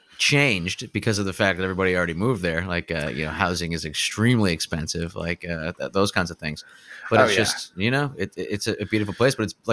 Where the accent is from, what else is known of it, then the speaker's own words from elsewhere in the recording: Pennsylvania, United States; growing up in Pennsylvania